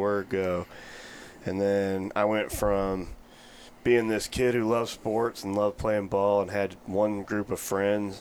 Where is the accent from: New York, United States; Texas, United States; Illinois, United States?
Illinois, United States; Edwardsville; I grew up in the St. Louis area, about an hour east on the east side in Illinois